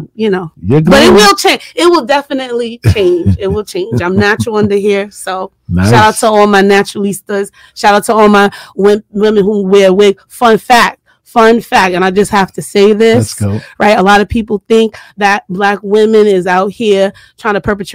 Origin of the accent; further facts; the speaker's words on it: New York City, New York, United States; I rep Southside Jamaica, Queens all day